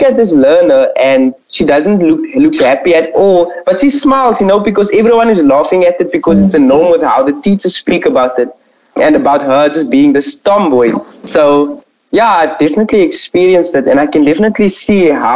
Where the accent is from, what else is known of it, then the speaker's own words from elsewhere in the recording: Strand, Western Cape, South Africa; I'm a third year intermediate first student, and I'm from Strand